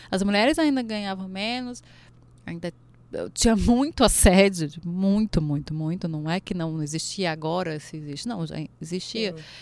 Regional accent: Goiás, Brazil; ali é minha terra.

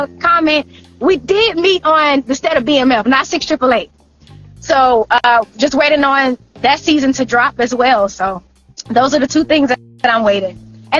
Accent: Woodbine, Georgia, United States; also born or lived in Florida; I was actually born in Florida, but definitely raised in Woodbine, Georgia

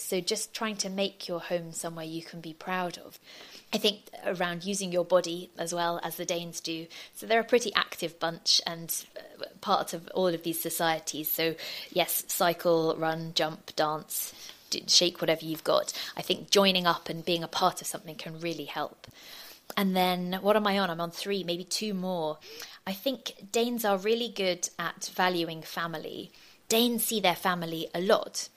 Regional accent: United Kingdom; moved away as an adult; now in Denmark; I'm a British journalist

